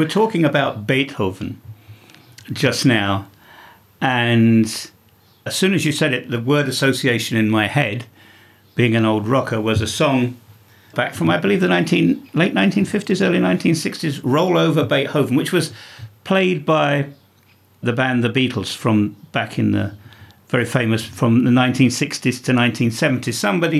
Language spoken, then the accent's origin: English; Bosnia & Herzegovina; So as somebody that comes from the country, you know, it's your culture